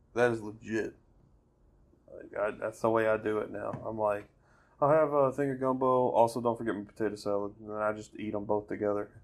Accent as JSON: {"language": "English", "region": "Alabama", "country": "United States", "tie": "born or raised there", "said": "\"Alabama.\" Yeah, but like, where before that? It's like, no, dude, I was raised here"}